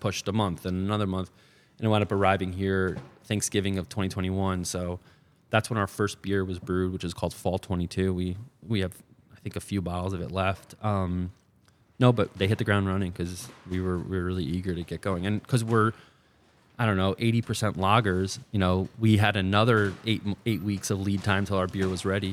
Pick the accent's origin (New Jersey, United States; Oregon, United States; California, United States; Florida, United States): New Jersey, United States; moved away as an adult; also born or lived in New York City; I grew up in New Jersey. Um, went to college at uh, in New York City uh, and then was there till 2020